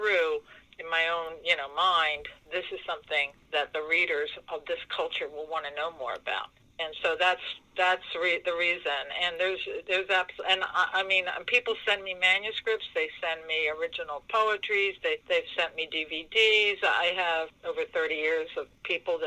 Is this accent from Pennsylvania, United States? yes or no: no; Maryland, United States; now in Maine, United States; I'm a native Marylander